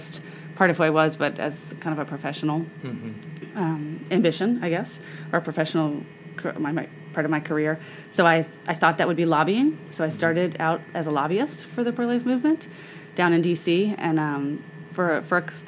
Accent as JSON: {"language": "English", "town": "Memphis", "region": "Tennessee", "country": "United States", "tie": "born or raised there", "said": "I grew up in Memphis where my mom was involved with Birthright of Memphis"}